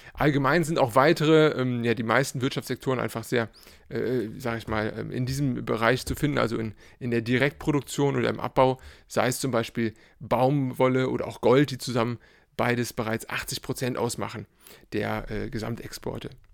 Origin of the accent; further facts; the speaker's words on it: Cologne, North Rhine-Westphalia, Germany; ich bin äh, äh, Kölner